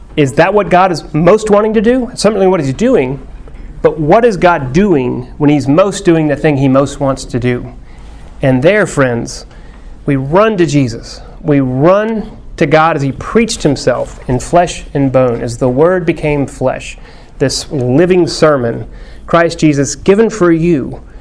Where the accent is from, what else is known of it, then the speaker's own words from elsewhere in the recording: Texas, United States; My Texanness, my fifth generation Texasness